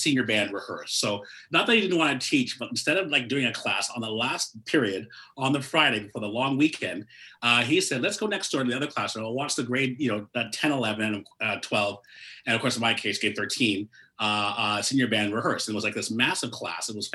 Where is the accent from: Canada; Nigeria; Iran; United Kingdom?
Canada; Toronto, Ontario; also born or lived in Mississauga; I was born and raised in Toronto